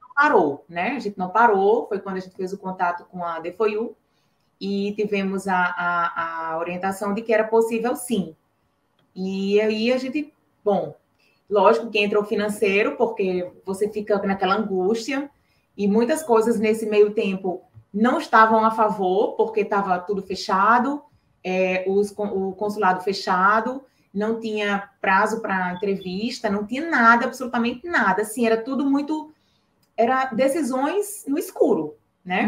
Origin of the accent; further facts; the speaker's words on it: Natal, Rio Grande do Norte, Brazil; sou aqui de Natal, Rio Grande do Norte